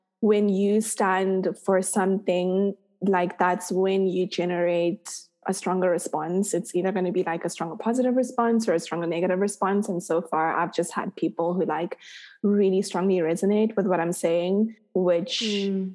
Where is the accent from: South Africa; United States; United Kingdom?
South Africa; my experience as a South African person